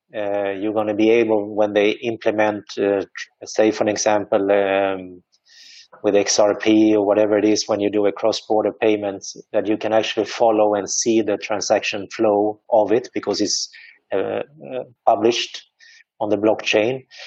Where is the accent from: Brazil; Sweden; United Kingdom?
Sweden; now in Dubai, United Arab Emirates; I am originally from Sweden.